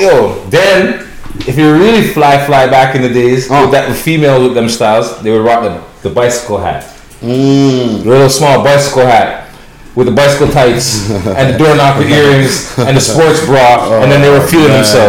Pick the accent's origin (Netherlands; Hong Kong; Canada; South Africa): Canada; Toronto, Ontario; I'm from Toronto. T.O.